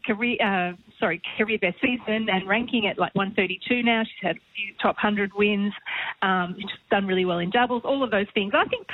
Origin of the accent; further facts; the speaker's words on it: Australia; being Australian